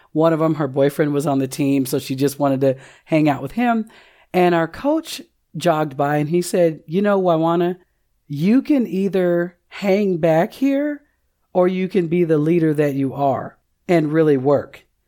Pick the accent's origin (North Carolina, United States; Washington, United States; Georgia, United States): Washington, United States; Seattle; moved away as an adult; now in Oklahoma, United States; I'm originally from Seattle, Washington, relocated to Oklahoma in two thousand eight